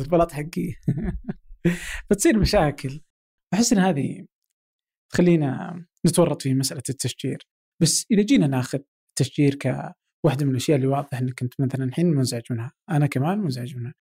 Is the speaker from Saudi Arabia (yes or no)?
yes; Abha, Asir, Saudi Arabia; انا مثلا من ابها